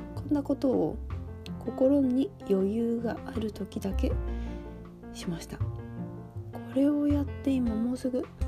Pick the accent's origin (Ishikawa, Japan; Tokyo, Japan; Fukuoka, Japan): Fukuoka, Japan; moved away; 私の田舎、博多